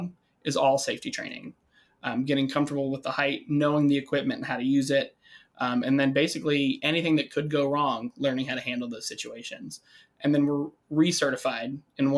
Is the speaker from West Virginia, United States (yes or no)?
no; Kentucky, United States; moved away as an adult; now in Lake Geneva, United States; Born and raised in Kentucky. Went to college there.